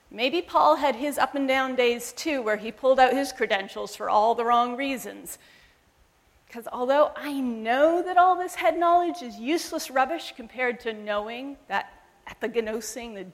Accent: Zambia; born there; and I was born in Zambia, where my parents were missionaries for almost 30 years.

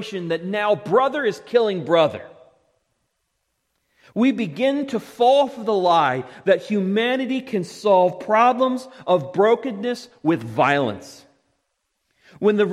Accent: Parkville, Maryland, United States; I grew up in Parkville, but my family wasn't heavily rooted there

